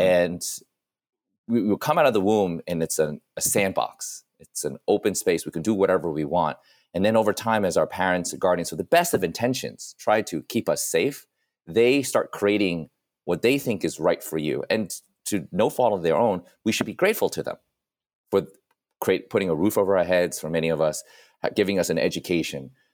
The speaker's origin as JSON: {"language": "English", "town": "New York City", "region": "New York", "country": "United States", "tie": "born or raised there", "said": "Columbia was only, like, a twenty-minute cab ride away from where I grew up in New York"}